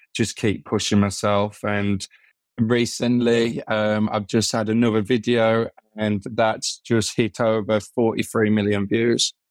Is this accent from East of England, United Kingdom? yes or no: no; Birmingham, West Midlands, United Kingdom; I'm from Birmingham